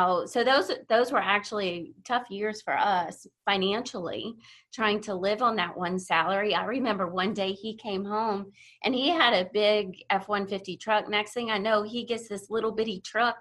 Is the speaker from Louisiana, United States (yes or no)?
yes; Thibodaux, Louisiana, United States; moved away as an adult; also born or lived in Atlanta; we moved from Thibodeau to Atlanta